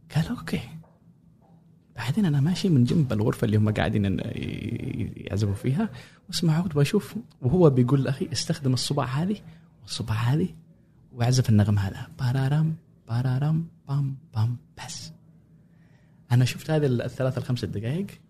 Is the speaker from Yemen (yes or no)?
yes; Sanaa, Amanat Al Asimah, Yemen; moved away as an adult; also born or lived in Cairo, Egypt; now in United States; انا كنت آه، مواليد اليمن غادرت اليمن 2011